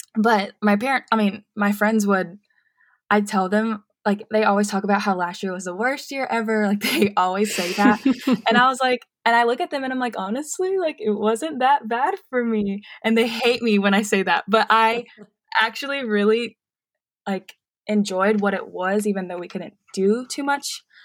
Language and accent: English; Murfreesboro, Tennessee, United States; I am born and raised in Murfreesboro, so a lot of my family is here